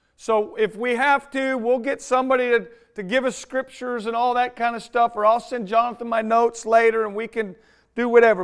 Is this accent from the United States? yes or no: yes; United States; I'm an American